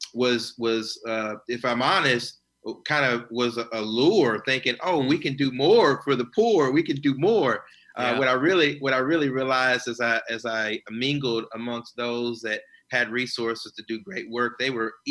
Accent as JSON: {"language": "English", "town": "Nashville", "region": "Tennessee", "country": "United States", "also_born_or_lived": "Inland Empire, California", "moved": "yes", "lives_now": "Orange County, United States", "said": "I'm originally from Nashville, Tennessee"}